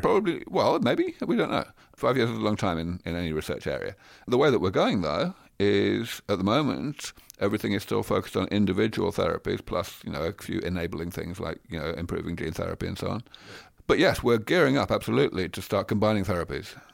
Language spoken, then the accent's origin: English; London, United Kingdom; moved away as an adult; also born or lived in Cambridge, England; now in Silicon Valley, United States; I grew up in London. I spent maybe twenty-five or more years of my life in Cambridge, in England, and now I live here in Silicon Valley.